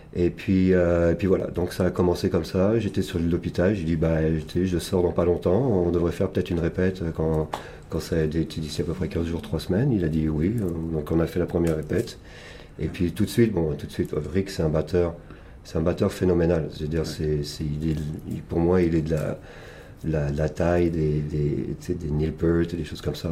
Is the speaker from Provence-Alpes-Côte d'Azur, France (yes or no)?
no; Paris region, Île-de-France, France; moved away as an adult; also born or lived in Montpellier / Canada; now in Toronto, Canada; je, je, suis, né à Montpellier à l'origine, j'ai grandi dans la région parisienne, j'ai fait un peu mes études à Paris